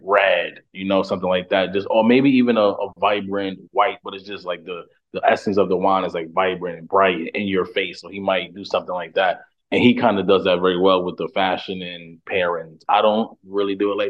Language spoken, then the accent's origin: English; New York City, New York, United States; moved away as an adult; now in Brooklyn, United States; I'm from Harlem